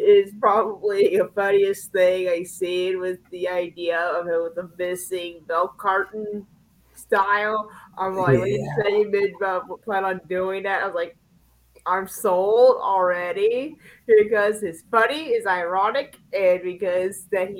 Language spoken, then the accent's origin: English; Pensacola, Florida, United States; If I do hate Sami, it's because I'm from Pensacola because I'm representing my hometown.